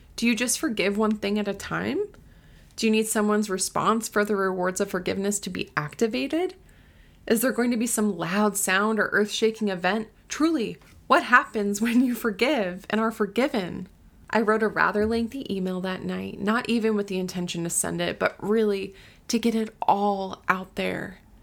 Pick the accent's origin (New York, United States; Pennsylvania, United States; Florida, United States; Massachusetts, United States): Florida, United States; also born or lived in Southern California / Uganda; now in Tennessee, United States; I grew up in Florida